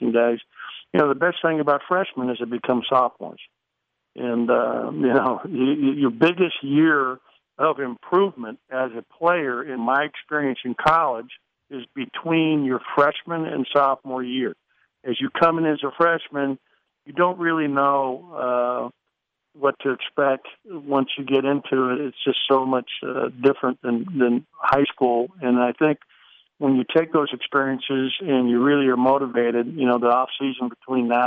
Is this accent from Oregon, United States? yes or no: yes; Lebanon, Oregon, United States; moved away as an adult; also born or lived in Spokane, Washington / Arizona / Pittsburgh / Los Angeles; I'm actually from Lebanon, Oregon. I was born in Oregon, so I am an Oregonite through and through